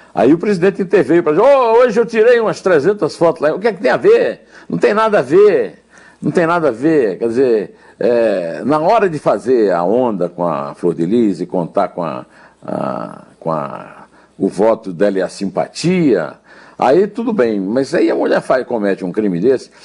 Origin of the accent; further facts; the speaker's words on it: Brazil; eu sou brasileiro